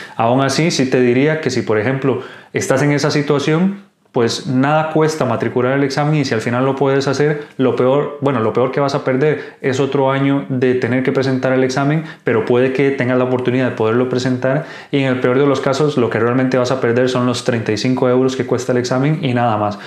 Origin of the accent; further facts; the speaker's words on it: Costa Rica; moved away as an adult; now in Spain; soy médico de Costa Rica, actualmente haciendo la residencia en España